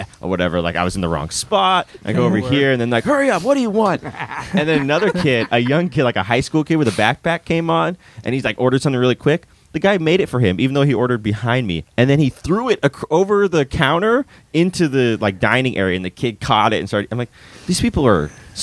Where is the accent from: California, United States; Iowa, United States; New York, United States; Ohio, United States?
California, United States; I'm from California